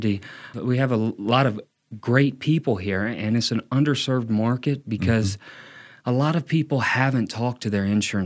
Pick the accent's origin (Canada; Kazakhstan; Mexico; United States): United States; Meridian, Mississippi; moved away as an adult; now in Flagstaff, United States; my tribe, we hail from Meridian, Mississippi.